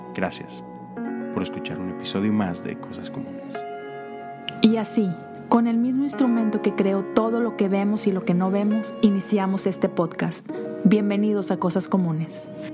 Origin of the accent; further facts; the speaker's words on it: Mexico; esta tradición que tenemos en México